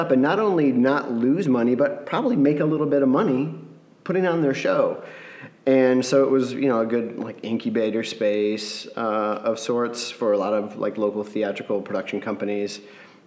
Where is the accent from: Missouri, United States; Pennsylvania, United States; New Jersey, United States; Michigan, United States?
Michigan, United States; Grand Rapids; we're from Grand Rapids, Michigan